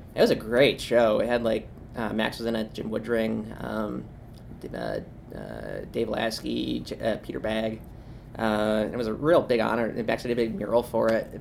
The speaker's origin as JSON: {"language": "English", "town": "Springfield", "region": "Ohio", "country": "United States", "tie": "born or raised there", "also_born_or_lived": "Buffalo, New York", "moved": "yes", "said": "I actually grew up about uh, thirty minutes from Columbus in Springfield, oh, okay. Ohio. Um, I was born in Buffalo, lived in Springfield for 15 years"}